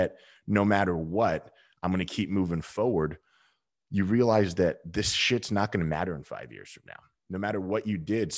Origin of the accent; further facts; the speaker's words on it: Southern California, United States; I grew up in Southern California and I was a surfer dude